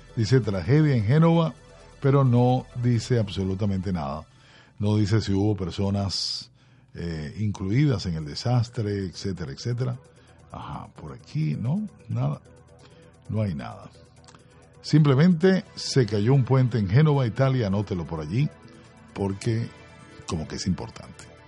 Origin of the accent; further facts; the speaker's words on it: Caracas, Capital District, Venezuela; mi ciudad porque yo nací en Caracas